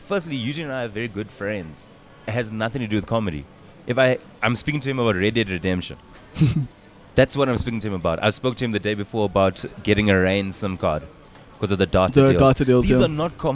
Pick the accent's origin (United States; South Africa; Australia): South Africa; as South African comedians